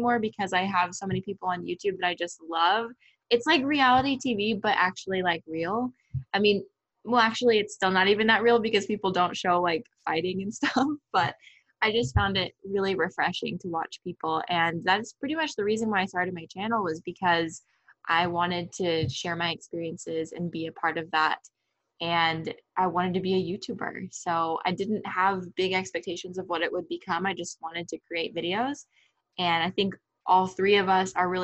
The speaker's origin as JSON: {"language": "English", "town": "Tucson", "region": "Arizona", "country": "United States", "tie": "born or raised there", "said": "I grew up in Tucson, Arizona"}